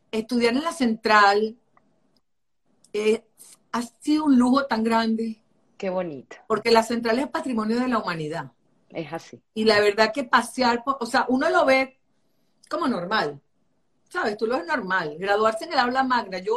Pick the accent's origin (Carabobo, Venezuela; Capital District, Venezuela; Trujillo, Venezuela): Capital District, Venezuela; Caracas; accent: Caracas; now in New York, United States; yo vivo acá 26 años, tengo aquí viviendo en Nueva York, y yo hablo como caraqueño y tengo acento. La gente cuando me oye hablar inglés, yo tengo acento caraqueño.